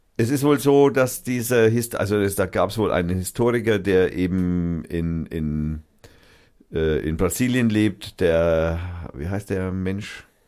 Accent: Germany; als Deutscher

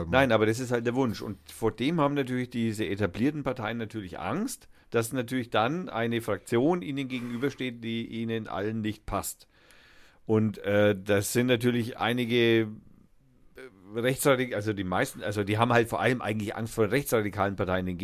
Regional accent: Austria; und ich bin Österreicher und warte auf die nächste Seite.

